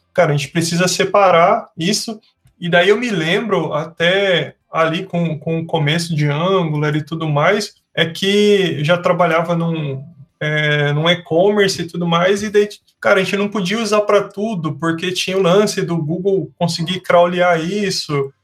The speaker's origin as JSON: {"language": "Portuguese", "town": "Sorocaba", "region": "São Paulo", "country": "Brazil", "said": "eu sou de Sorocaba"}